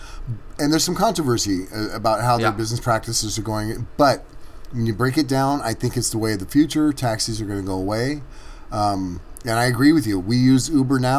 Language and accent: English; Bay Area, California, United States; growing up in the Bay Area